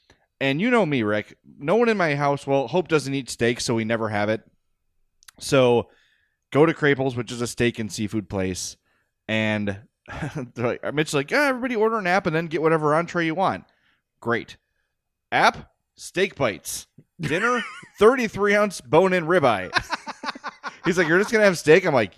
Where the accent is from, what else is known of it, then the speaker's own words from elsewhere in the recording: Oak Lawn, Illinois, United States; I grew up in Oak Lawn. I was raised in Oak Lawn.